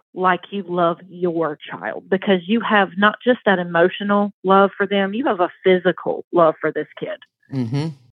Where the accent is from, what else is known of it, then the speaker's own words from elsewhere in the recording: the South, United States; accent: Southern; I was raised in the South, obviously. I'm sure you can hear it in my accent.